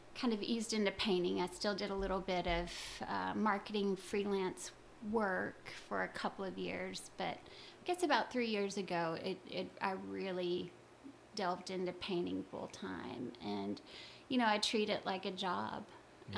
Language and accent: English; Louisiana, United States; I I grew up in Louisiana